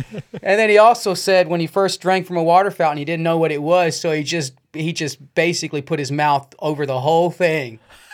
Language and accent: English; Kentucky, United States; I'm from Kentucky. I grew up in Kentucky